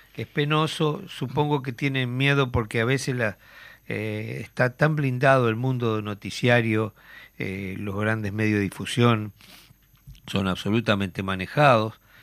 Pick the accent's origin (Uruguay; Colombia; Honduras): Uruguay; Tacuarembó; Tacuarembó, a mi pueblo